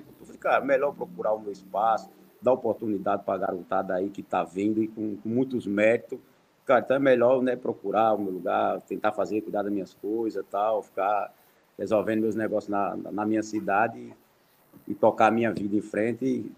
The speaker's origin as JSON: {"language": "Portuguese", "region": "Alagoas", "country": "Brazil", "said": "sou, sou alagoano, comecei no CSA"}